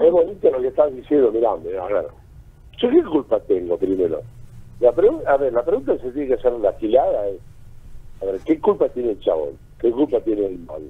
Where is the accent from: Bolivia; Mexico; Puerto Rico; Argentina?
Argentina; moved away; soy un Renek argentino.